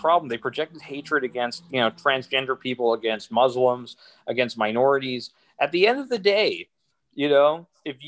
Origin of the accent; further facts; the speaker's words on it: Canada; now in Montreal, Canada; I'm Canadian. I'm so proud to be Canadian, right? I'm so proud to be part of this country, to be in Quebec, to be in Montreal